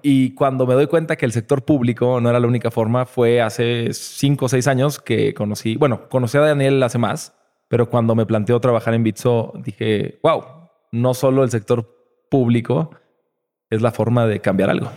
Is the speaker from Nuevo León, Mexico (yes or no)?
yes; Nuevo León, Mexico; also born or lived in Puebla; Yo nací en Puebla este, pero estuve seis meses ahí. Toda mi vida estuve en Nuevo León desde los seis meses.